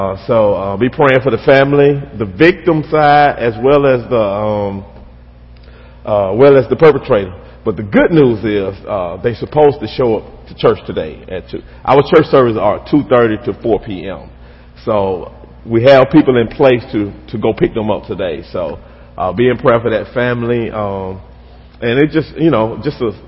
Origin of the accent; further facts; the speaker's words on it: West Alabama, United States; I grew up here in Alabama. Grew up in a small town, out west, toward West Alabama